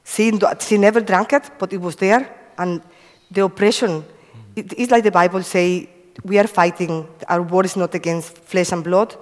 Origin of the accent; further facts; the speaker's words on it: Cuba; moved away; I come from Cuba. I have five brothers and one sister. I used to live in a farm, no electricity, and a lovely childhood